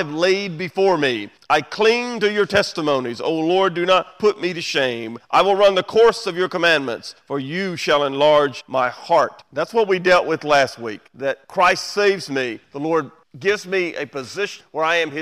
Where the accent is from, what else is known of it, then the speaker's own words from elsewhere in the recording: United States; We do live in the greatest country in the world. We're American